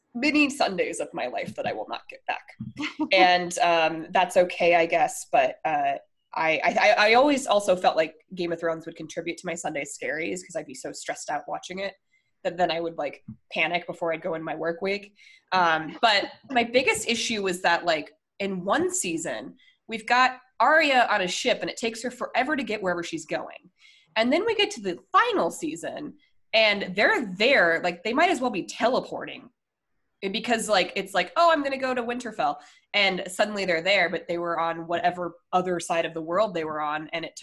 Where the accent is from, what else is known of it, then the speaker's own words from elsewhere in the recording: Colorado, United States; I'm from Colorado